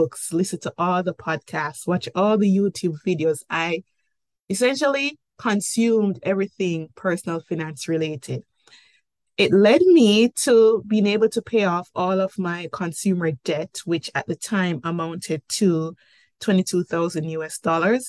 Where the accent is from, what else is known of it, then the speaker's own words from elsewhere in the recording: Jamaica; accent: Jamaican; moved away as an adult; now in Cayman Islands; I'm Jamaican by birth, hence the accent